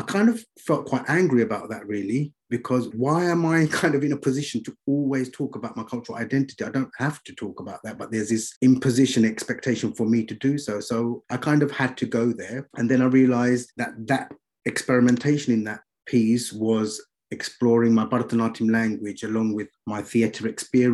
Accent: London, United Kingdom; now in Birmingham, United Kingdom; I grew up in East London

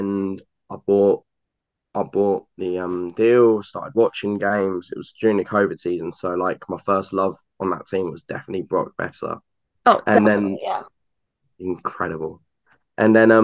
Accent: United Kingdom; as a Brit.

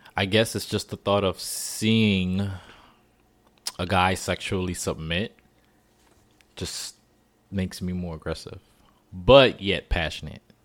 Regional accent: New Orleans, Louisiana, United States; moved away; I'm from New Orleans, born raised.

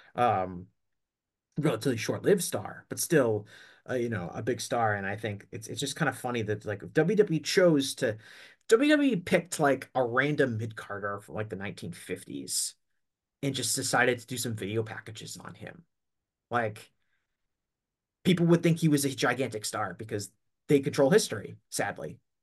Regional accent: Northeast, United States; I'm from the Northeast

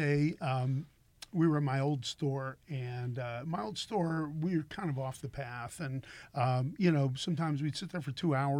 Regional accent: Miami, Florida, United States; I grew up with Jaco in Miami.

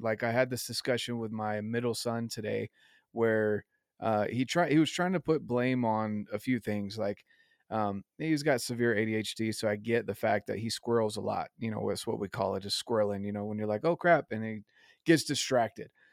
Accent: the South, United States; I was raised in the South

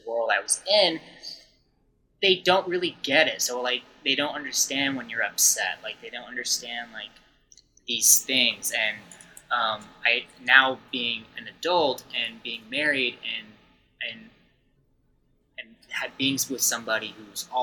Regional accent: Los Angeles, California, United States; I'm from California, like, LA County here

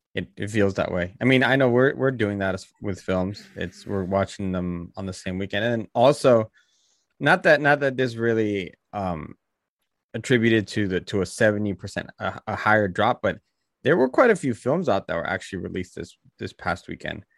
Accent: Bay Area, California, United States; my hometown of the Bay Area

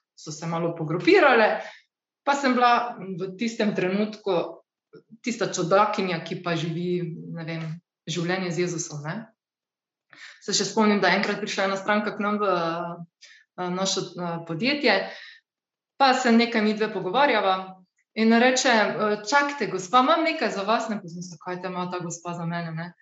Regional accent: Slovenia

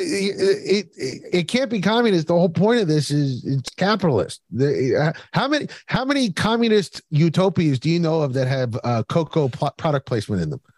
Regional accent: Philadelphia, Pennsylvania, United States; I grew up in Philadelphia.

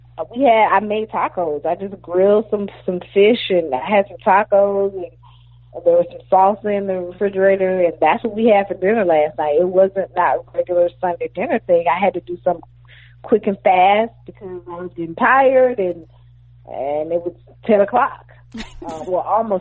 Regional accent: Athens, Georgia, United States; moved away as an adult; also born or lived in Atlanta, Georgia; now in Brooklyn, United States; I grew up in Athens, and I grew up in a neighborhood where, you know, 20 years ago, over 20 years ago when I left, nobody would dare come to Athens, Georgia

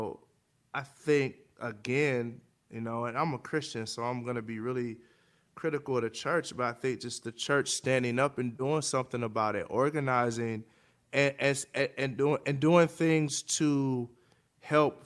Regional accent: United States; as an American, I was born here. I don't know nothing else but America

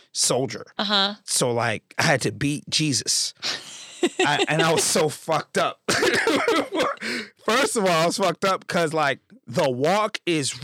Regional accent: New York City, New York, United States; I'm from the Canarsie area of Brooklyn

